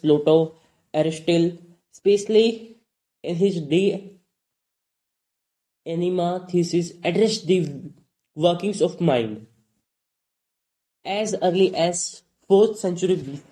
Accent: North India, India; English is a second language; I'm from India, from North India, and in North India, very rarely people speak English. I learned English myself

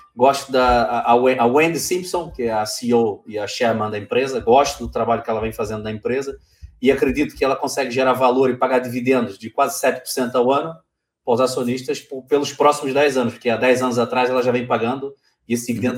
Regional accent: Brazil; moved away as an adult; eu saí do Brasil, deixei tudo lá, morei um ano longe da minha família

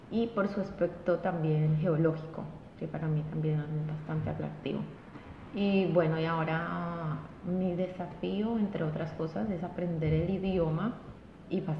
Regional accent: Colombia; moved away as an adult; also born or lived in Chile; now in New Zealand; nací en Colombia, en un pueblo que se llama Bolívar. Estudié eh, mi profesión allá también, geóloga. Y después, en busca de nuevas oportunidades, me fui a vivir a Chile he vivido en Chile por 12 años.

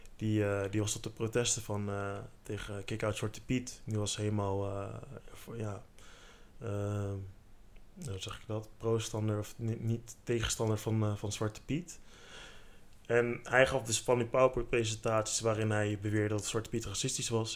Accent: Netherlands; Ik heb Surinaamse roots, omdat mijn ouders Surinaams zijn. Maar ik ben in Nederland geboren

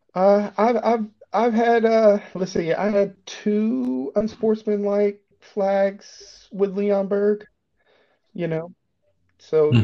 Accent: Chattanooga, Tennessee, United States; moved away as an adult; also born or lived in Colorado; now in Germany; in my hometown, there's a Volkswagen uh, plant in Chattanooga, Tennessee

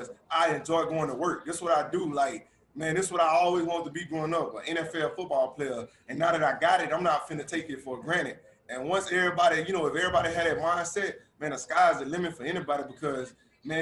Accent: Louisiana, United States; I'm from mm-hmm. Louisiana. I went to LSU. You know, I watched the Saints growing up.

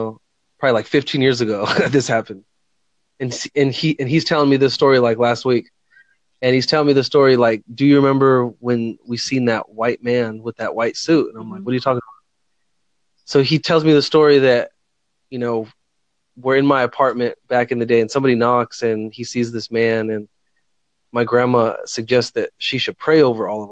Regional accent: Fresno, California, United States; now in Northern California, United States; I grew up with him in Fresno, California.

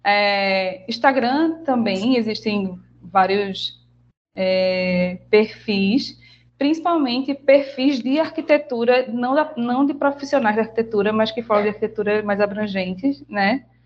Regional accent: Recife, Pernambuco, Brazil; also born or lived in Bahia; Eu sou recifense, apesar de ser baiana

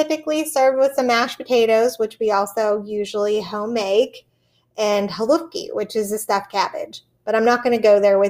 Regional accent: McKees Rocks, Pennsylvania, United States; moved away as an adult; I am from McKees Rocks.

